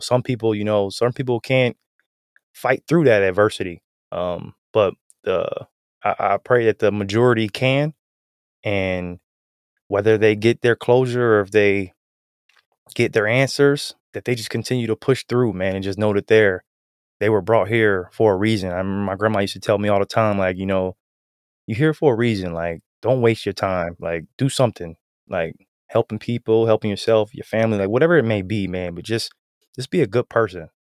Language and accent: English; Canton, Ohio, United States; I'm from Canton, so we're both some, some Ohioans